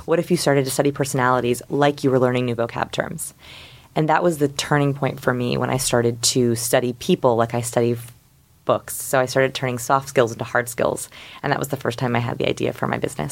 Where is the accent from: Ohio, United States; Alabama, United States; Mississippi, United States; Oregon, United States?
Oregon, United States; Portland; I'm from Portland, Oregon. Quiet little beautiful green Portland, Oregon.